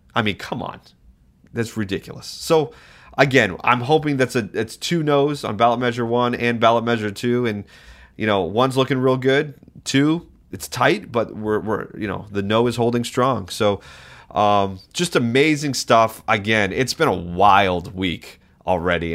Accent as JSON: {"language": "English", "region": "New England", "country": "United States", "tie": "born or raised there", "also_born_or_lived": "Massachusetts", "moved": "as an adult", "lives_now": "Alaska, United States", "said": "I grew up in New England"}